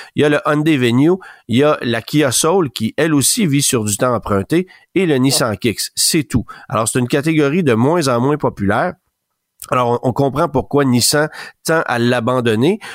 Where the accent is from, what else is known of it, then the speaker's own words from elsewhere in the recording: Canada; chez nous au Canada